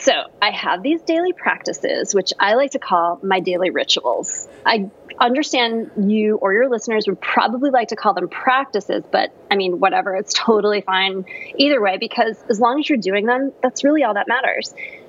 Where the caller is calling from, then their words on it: California, United States; I'm calling from sunny Southern California.